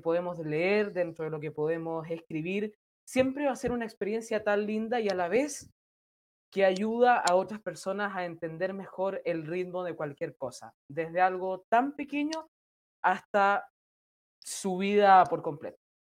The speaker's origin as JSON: {"language": "Spanish", "country": "Chile", "said": "yo soy de Chile"}